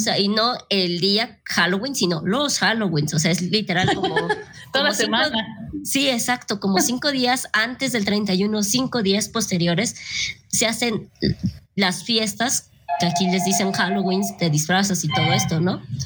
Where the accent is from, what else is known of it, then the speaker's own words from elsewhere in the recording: Mexico; yo no personal fui bautizada, entonces aquí como que todos empezamos con, con esa religión impuesta